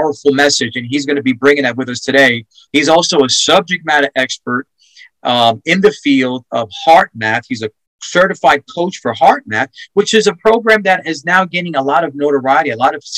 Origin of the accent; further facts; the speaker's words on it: New York, United States; now in Texas, United States; I'm from New York